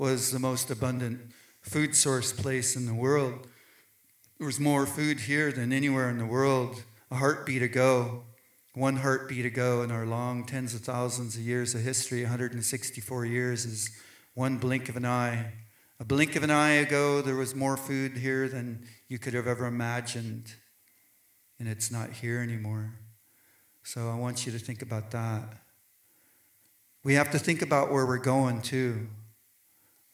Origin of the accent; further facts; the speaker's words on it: southern tip of Vancouver Island, British Columbia, Canada; Hushatlap, land of the maple tree in southern tip of Vancouver Island